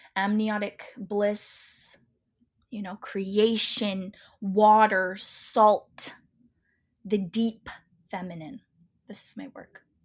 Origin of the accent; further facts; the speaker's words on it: Pacific Northwest, United States; I grew up in the Pacific Northwest